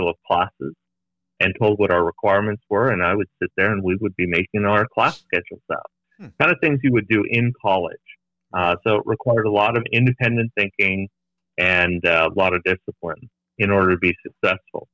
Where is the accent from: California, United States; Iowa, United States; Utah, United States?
California, United States; Los Angeles; I was born and raised in Los Angeles, Northeast Los Angeles, in a small community called Eagle Rock